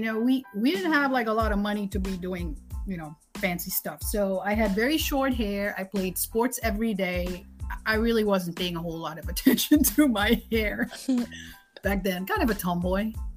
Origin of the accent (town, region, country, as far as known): Suriname; born or raised there; moved away as an adult; now in United States